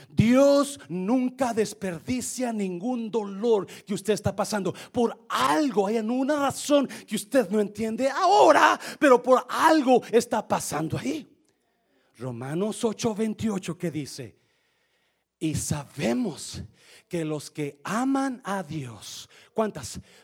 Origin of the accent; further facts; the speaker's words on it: Mexico; now in United States; nosotros, porque somos mexicanos